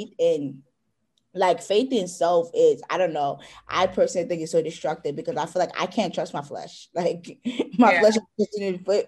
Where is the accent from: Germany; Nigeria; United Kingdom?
Nigeria; I am Nigerian.